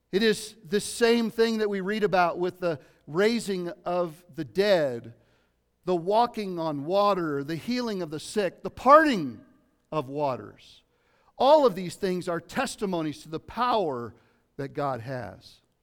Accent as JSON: {"language": "English", "town": "Lafayette", "region": "Colorado", "country": "United States", "tie": "born or raised there", "also_born_or_lived": "Southern California", "said": "from Colorado, from eight years old on, I grew up in East Boulder County, uh, in Lafayette, Colorado."}